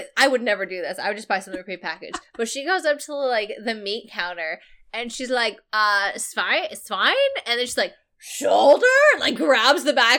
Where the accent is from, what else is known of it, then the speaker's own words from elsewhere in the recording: Maine, United States; moved away; I grew up in Maine